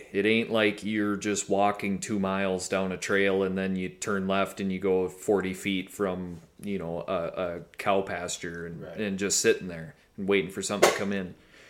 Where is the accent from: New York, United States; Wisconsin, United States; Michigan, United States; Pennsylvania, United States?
Wisconsin, United States; I grew up in Wisconsin